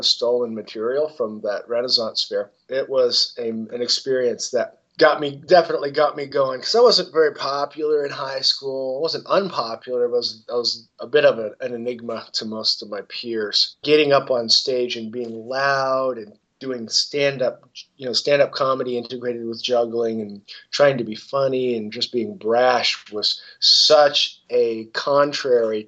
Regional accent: southern Indiana, United States; about 2.5 hours away from my hometown up in Fort Wayne, Indiana, I think it was. I live in southern Indiana, down in Bloomington

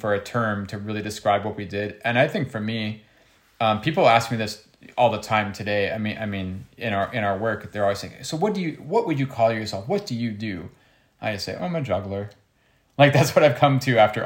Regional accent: United States; I grew up in America

